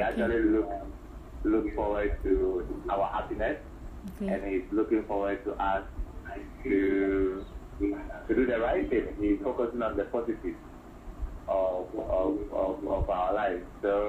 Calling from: Accra, Greater Accra, Ghana; I'm calling from Accra.

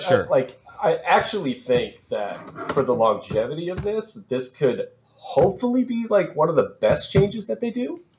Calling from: Sioux Falls, South Dakota, United States; Sioux Falls, South Dakota.

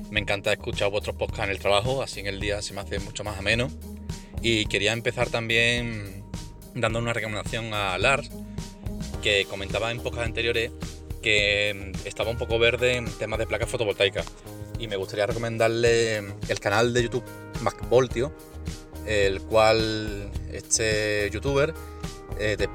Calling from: Seville, Andalusia, Spain; de Sevilla.

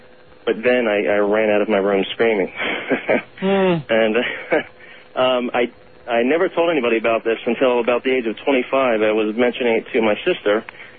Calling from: Orlando, Florida, United States; I'm calling from Orlando, and I'm listening to you on the Internet.

